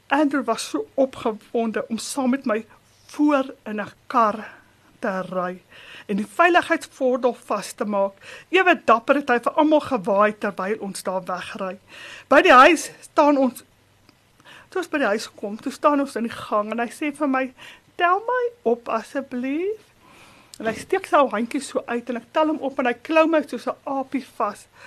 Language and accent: Afrikaans; Springs, Gauteng, South Africa; now in Boksburg, South Africa; Ek het groot geword op Entekot, 'n landbouhoeve net buite Springs